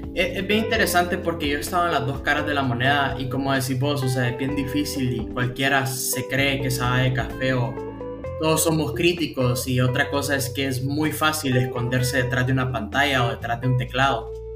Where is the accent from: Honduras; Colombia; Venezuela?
Honduras; yo soy hondureño